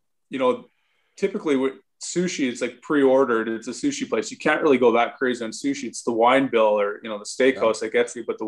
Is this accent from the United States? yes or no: no; Saskatoon, Saskatchewan, Canada; growing up playing minor hockey in Saskatoon